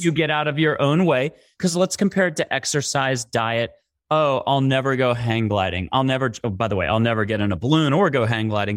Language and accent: English; East Coast, United States; also born or lived in New York; I'm an East Coaster, born and raised